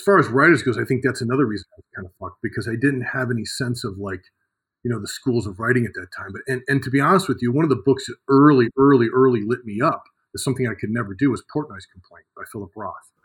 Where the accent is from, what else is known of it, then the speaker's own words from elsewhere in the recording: Cleveland, Ohio, United States; moved away as an adult; also born or lived in Michigan; I come from Cleveland, uh, working class background. Um, spent my childhood, you know, working on farms.